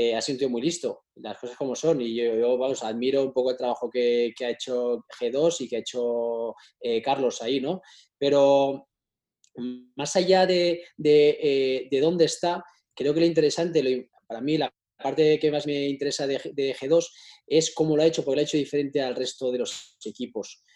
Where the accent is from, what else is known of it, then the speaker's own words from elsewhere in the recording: Spain; muchos somos españoles